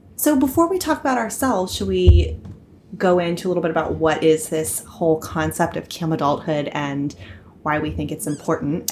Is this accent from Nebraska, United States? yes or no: no; Franklin, Pennsylvania, United States; also born or lived in Pasadena, California; now in New York City, United States; I grew up, however, near in western Pennsylvania, a town called Franklin